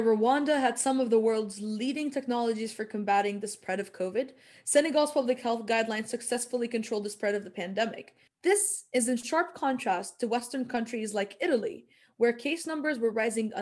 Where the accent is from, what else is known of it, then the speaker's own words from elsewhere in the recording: Palestine; moved away; Growing up in Palestine, I know we kept up with international politics